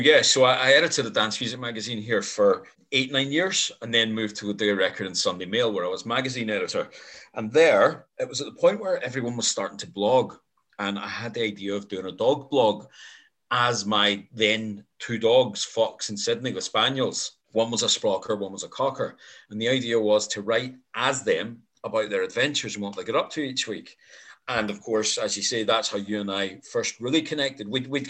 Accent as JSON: {"language": "English", "country": "Ireland", "moved": "yes", "lives_now": "Glasgow, United Kingdom", "said": "I am Irish. But to be fair, I've lived in Glasgow for 26 years, so my accent is very muddled."}